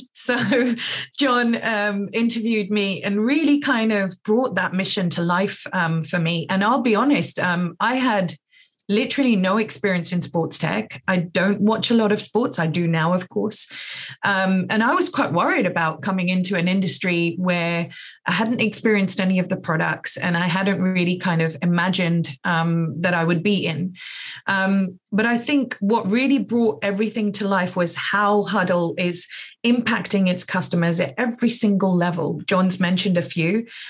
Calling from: London, United Kingdom; I'm zooming in from London. So I live in Northwest London, about an hour's tube ride into town

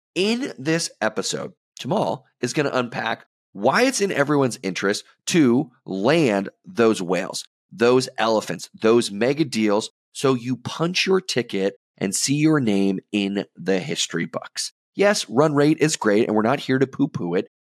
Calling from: Boston, Massachusetts, United States; I'm calling in from Boston

